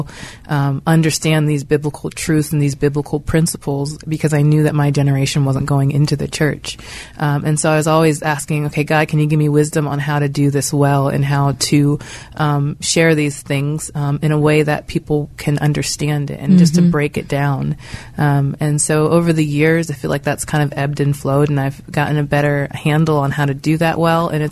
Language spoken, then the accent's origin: English; Pittsburgh, Pennsylvania, United States; moved away as an adult; now in Philadelphia, United States; I grew up in Pittsburgh, so I was here my whole life, and it's home still.